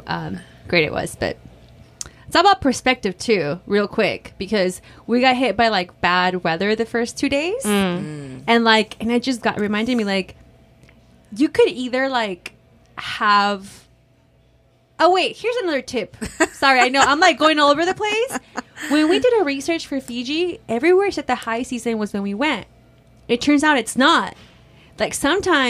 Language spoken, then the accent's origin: English; Oaxaca, Mexico; I'm Zapotec